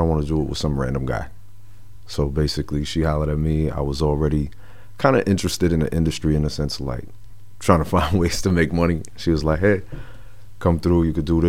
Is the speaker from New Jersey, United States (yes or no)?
yes; New Jersey, United States; also born or lived in Manhattan, New York / Teaneck, New Jersey / Camden, New Jersey; I was born in Manhattan, but I was raised in Jersey my whole life